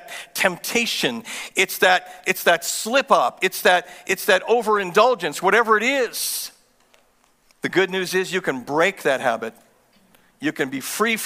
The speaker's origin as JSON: {"language": "English", "country": "Canada", "said": "I'm from Canada and I'm a pastor"}